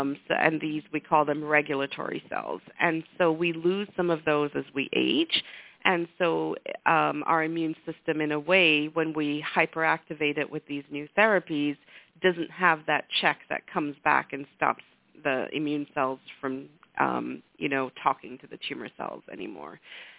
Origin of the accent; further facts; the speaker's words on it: Lesotho; moved away as an adult; now in United States; So I grew up in Africa, in a tiny little country in the heart of completely landlocked by South Africa. And the reason I came to the U.S. for college was because at the time, South Africa was an apartheid country.